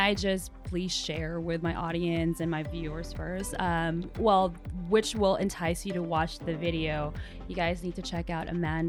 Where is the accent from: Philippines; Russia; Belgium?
Philippines; now in Los Angeles, United States; I'm also, you know, from the tropics. I'm Filipina.